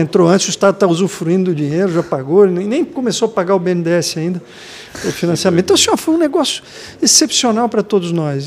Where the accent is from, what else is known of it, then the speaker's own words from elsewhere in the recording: Blumenau, Santa Catarina, Brazil; Eu sou de Blumenau